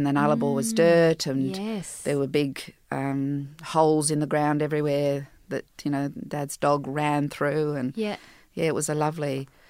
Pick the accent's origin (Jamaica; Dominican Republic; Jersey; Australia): Jersey; Okay, so I was born in Jersey, the Channel Islands, and a small little town, and I was raised, my mother and I, after her divorce from my French father